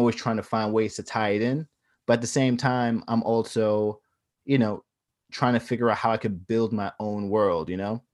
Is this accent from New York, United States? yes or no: yes; Long Island, New York, United States; I was from Long Island